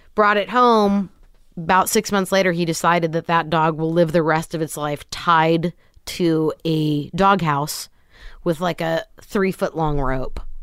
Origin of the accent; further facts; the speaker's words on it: Kent, Washington, United States; moved away as an adult; also born or lived in Los Angeles; raised Kent, Washington, suburb of Seattle